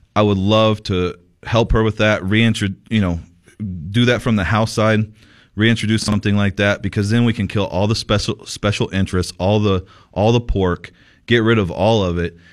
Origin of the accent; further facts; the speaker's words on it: Sierra Vista, Arizona, United States; Sierra Vista, my hometown, Sierra Vista